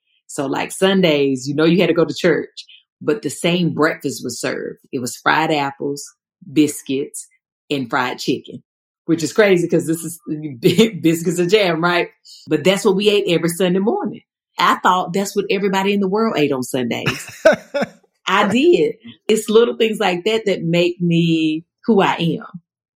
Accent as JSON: {"language": "English", "town": "Stoneville", "region": "North Carolina", "country": "United States", "tie": "born or raised there", "moved": "yes", "lives_now": "Los Angeles, United States", "said": "I grew up in a town called Stoneville."}